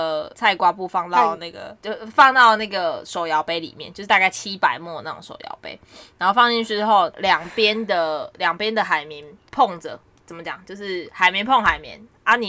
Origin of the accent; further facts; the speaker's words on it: Taiwan; now in Australia; 因为我们是台湾人嘛，